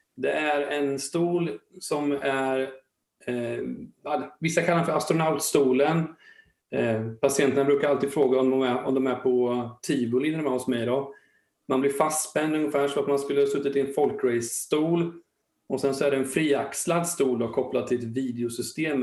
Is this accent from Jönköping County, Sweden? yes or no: no; Linköping, Östergötland, Sweden; Jag är född och uppvuxen i Linköping och jag blev kvar här då